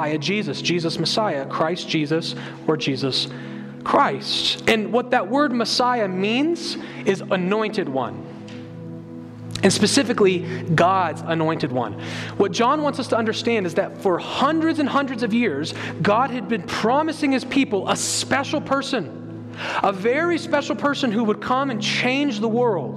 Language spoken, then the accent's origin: English; United States; we as American evangelicals